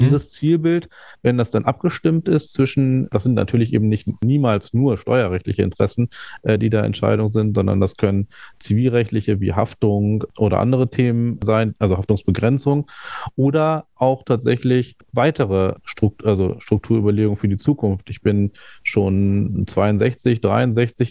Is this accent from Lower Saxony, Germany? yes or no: yes; Hanover, Lower Saxony, Germany; ich bin in Hannover geboren und aufgewachsen